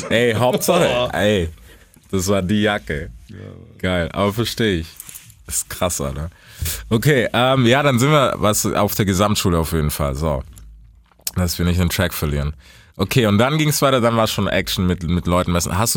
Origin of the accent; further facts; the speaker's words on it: United States; German is a second language; now in Germany; ich hab immer gedacht, also mein Blick, dadurch, dass ich erst relativ spät nach Deutschland gezogen bin aus Amerika, war immer so, dass das hier relativ relaxed war